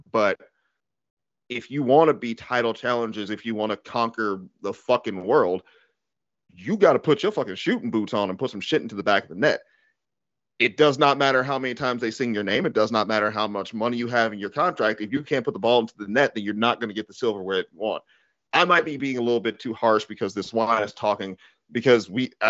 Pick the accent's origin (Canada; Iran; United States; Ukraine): United States; I'm an American.